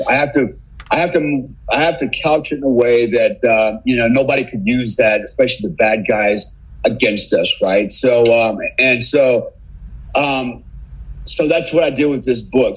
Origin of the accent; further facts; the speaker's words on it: United States; I'm an American